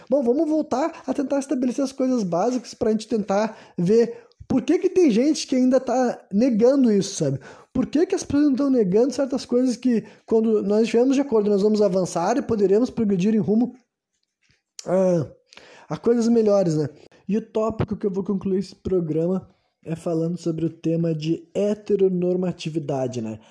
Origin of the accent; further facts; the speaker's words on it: Porto Alegre, Rio Grande do Sul, Brazil; Nasci no Brasil, né, Porto Alegre, Rio Grande do Sul, 1993, né? Foi nesse foi nesse ano que eu nasci, foi nesse país que eu me criei